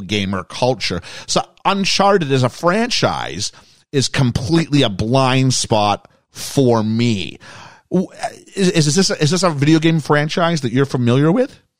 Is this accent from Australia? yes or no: no; Canada; we were from England, but I was from Canada